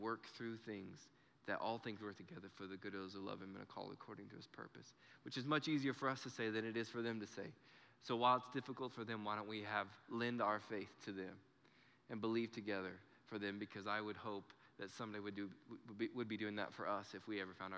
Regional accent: Clovis, New Mexico, United States; We're from Clovis

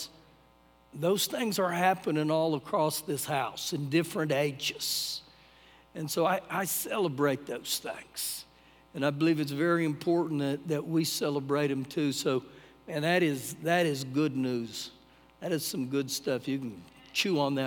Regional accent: United States; as an American

